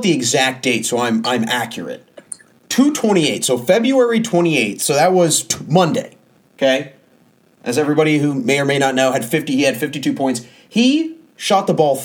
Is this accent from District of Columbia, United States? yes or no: yes; Washington, District of Columbia, United States; I'm from Washington, D.C.